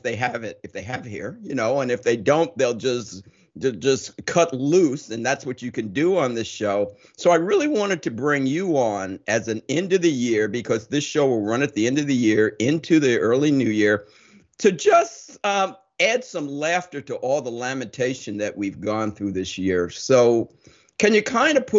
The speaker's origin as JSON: {"language": "English", "region": "New Jersey", "country": "United States", "tie": "born or raised there", "also_born_or_lived": "Ohio", "moved": "as an adult", "lives_now": "Long Island, United States", "said": "I grew up in New Jersey, went to college in Ohio, but I've been on Long Island since 1975."}